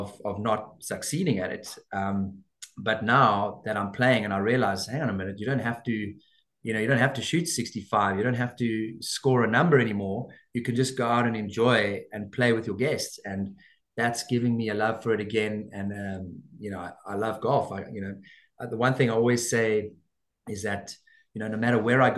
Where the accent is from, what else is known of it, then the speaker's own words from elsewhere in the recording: South Africa; we're South African